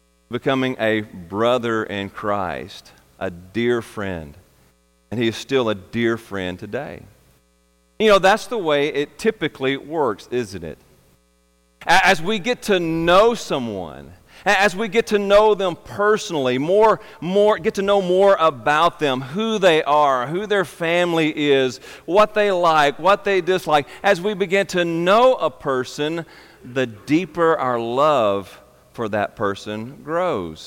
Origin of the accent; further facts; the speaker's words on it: Arkansas, United States; I was from Arkansas, born and raised